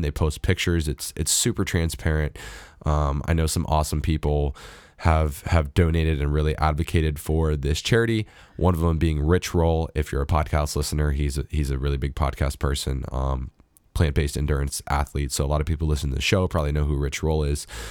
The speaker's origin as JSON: {"language": "English", "country": "United States", "said": "as an American"}